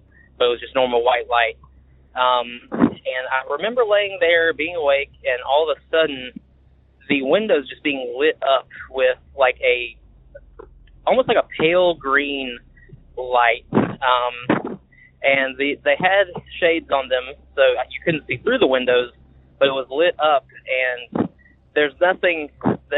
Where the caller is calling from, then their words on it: Macon, Georgia, United States; I'm calling from Macon, Georgia